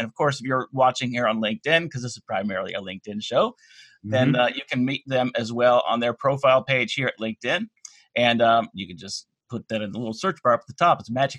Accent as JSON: {"language": "English", "region": "North Carolina", "country": "United States", "said": "we're both from North Carolina"}